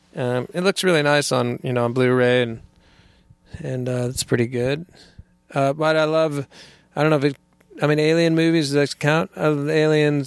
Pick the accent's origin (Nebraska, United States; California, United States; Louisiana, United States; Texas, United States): California, United States; moved away as an adult; I was born in California, and, and, uh, was, uh, grew up there